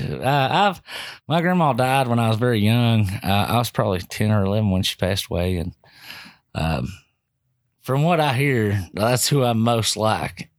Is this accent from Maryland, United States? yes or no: no; Bardstown, Kentucky, United States; moved away as an adult; I grew up in this town